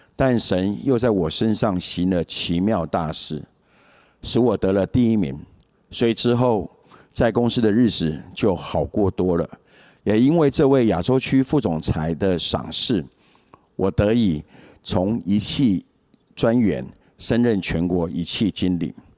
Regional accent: Taiwan; 我来自眷村家庭，父亲在民国三十八年，随着国民政府军来台。在年轻的时候，有人传福音给他，他就很单纯地接受了耶稣，加入教会。所以我从小就参加教会的活动。虽然小时候父亲严格要求我们一定要到教会去，但我并不是真正地认识耶稣。国中后，我就渐渐脱离教会

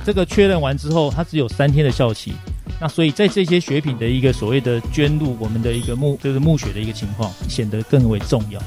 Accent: Taiwan; 我们台湾人

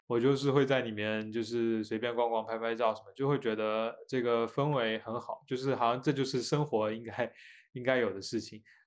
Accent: China; 因为我是来自中国

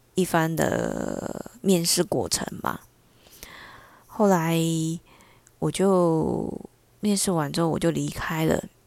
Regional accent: Taiwan; 我们台湾这边被骗过去的地点大概都是柬埔寨嘛

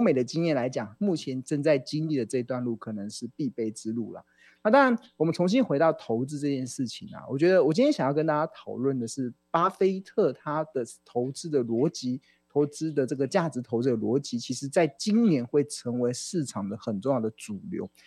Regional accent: Taiwan; 我们台湾人

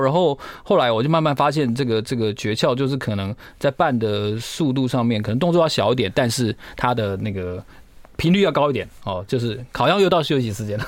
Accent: Pingtung County, Taiwan; 我在屏东长大

